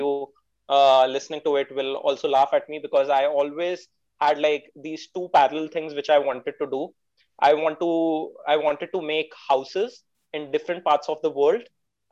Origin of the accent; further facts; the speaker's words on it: India; I am an entrepreneur from India